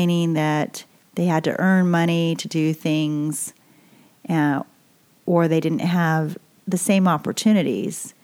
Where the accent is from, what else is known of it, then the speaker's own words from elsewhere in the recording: Boise, Idaho, United States; also born or lived in California; I'm growing up in Boise, Idaho, and you know, it's a great place to be raised. And we moved there from California